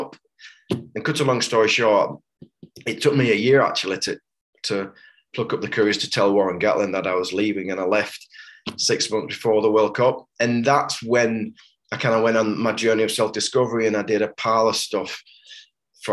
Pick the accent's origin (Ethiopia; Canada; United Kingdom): United Kingdom; Wigan, North West England; now in Hebden Bridge, United Kingdom; I was raised in an ultra hyper masculine culture. You know, I was born in Wigan. It's a rugby league town